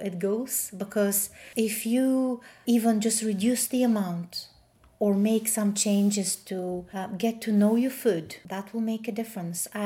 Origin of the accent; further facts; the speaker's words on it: Bulgaria; moved away; I grew up in Bulgaria